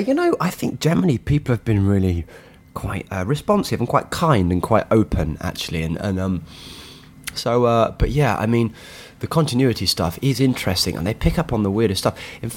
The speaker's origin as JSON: {"language": "English", "country": "United Kingdom", "said": "So, because it's embedded in your fabric as a British person somehow."}